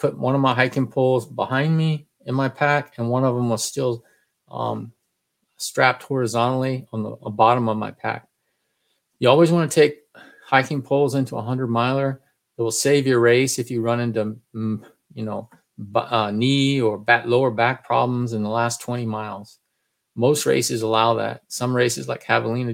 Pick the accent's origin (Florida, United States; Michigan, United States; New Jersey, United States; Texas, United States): Texas, United States; I'm from Texas